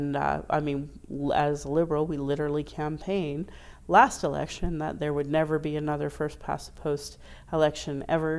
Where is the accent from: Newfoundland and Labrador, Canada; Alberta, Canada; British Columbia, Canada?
Alberta, Canada; Calgary; I was raised as a Calgarian, I was raised as an Albertan, as a Canadian